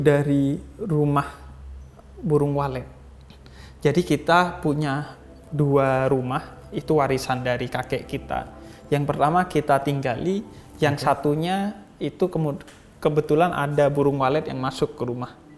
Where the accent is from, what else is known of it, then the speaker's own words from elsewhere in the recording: East Java, Indonesia; di Jawa Timur di kampung saya